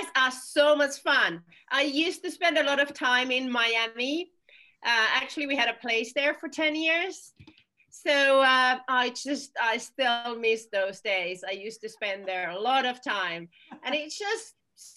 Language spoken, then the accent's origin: English; Finland; now in United Kingdom; I'm originally from Finland, so I listen to Finnish tango